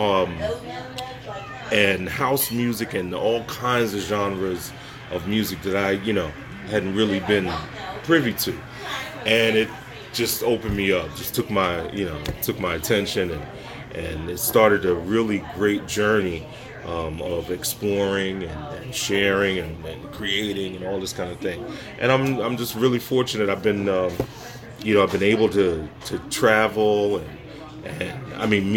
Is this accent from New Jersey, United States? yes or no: yes; Trenton, New Jersey, United States; also born or lived in South Carolina / Brooklyn, New York; I was born in South Carolina. Moved to Trenton, actually moved from South Carolina to Brooklyn, New York as a child, and then came to Trenton as a six-year-old with my family